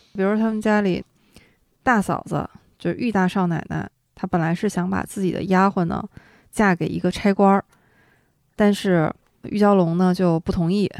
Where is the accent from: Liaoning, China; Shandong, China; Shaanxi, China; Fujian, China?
Liaoning, China; Shenyang; 解放后呢，就要说到我们的家乡了